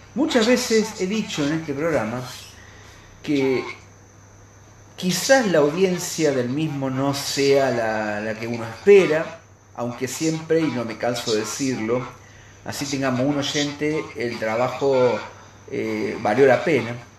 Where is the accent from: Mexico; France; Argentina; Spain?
Argentina; está en nuestros genes como argentinos